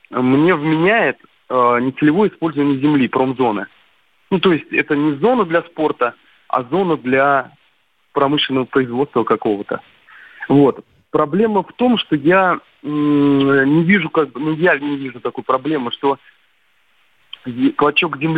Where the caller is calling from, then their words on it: Moscow, Russia; предприниматель из Москвы.